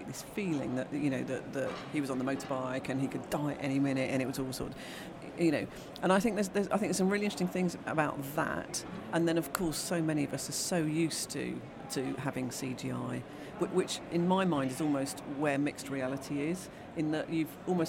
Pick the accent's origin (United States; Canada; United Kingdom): United Kingdom; we're British.